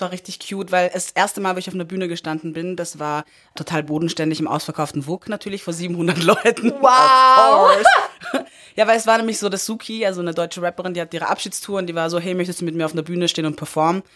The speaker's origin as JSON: {"language": "German", "region": "Upper Austria", "country": "Austria", "tie": "born or raised there", "said": "ich bin in Oberösterreich aufgewachsen"}